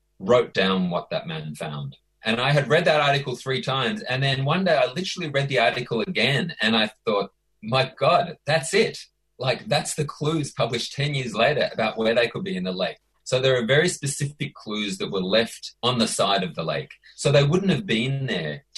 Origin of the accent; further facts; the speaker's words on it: Australia; I'm Australian